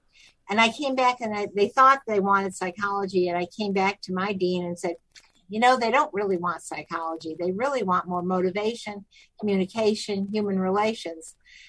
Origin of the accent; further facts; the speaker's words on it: Rochester, New York, United States; moved away as an adult; also born or lived in Binghamton, New York / Syracuse, New York / Gainesville, Florida; now in Orlando, United States; Born in Binghamton, high school in Rochester, graduated from Syracuse University with a major in psychology